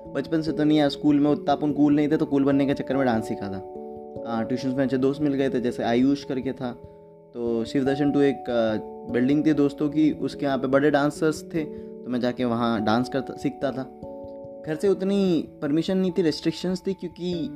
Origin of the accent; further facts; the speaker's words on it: Nala Sopara, Maharashtra, India; मैं नाला सुपारा से हूँ तो जब मैं नाला सुपारा से बिलोंग करता हूँ